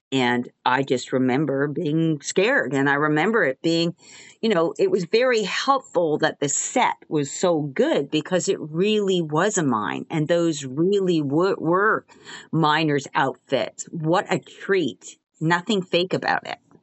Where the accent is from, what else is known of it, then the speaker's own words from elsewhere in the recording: Montreal, Quebec, Canada; moved away as an adult; also born or lived in Albuquerque, New Mexico / Toronto / New York; now in Los Angeles, United States; I am from Montreal, Canada. That's, that's where I grew up, although I'm officially American 'cause I was born in Albuquerque, New Mexico.